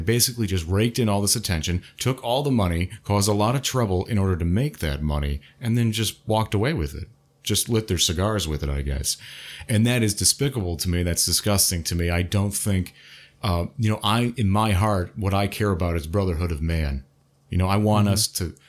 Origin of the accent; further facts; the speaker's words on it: United States; we're all American anyway. We're fucking born here, you know?